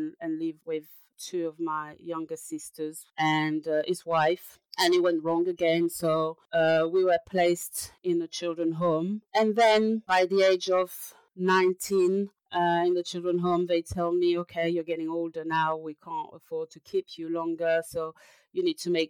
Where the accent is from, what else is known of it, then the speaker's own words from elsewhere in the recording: France; now in London, United Kingdom; I'm a French person